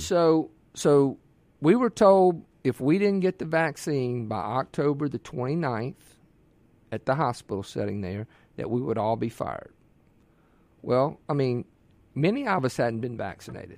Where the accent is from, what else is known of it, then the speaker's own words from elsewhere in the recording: Ocean Springs, Mississippi, United States; I'm born and raised in Mississippi. Uh, my mother is, was from Yazoo City, my father, Tupelo, and I was raised on the Mississippi Gulf Coast and Ocean Springs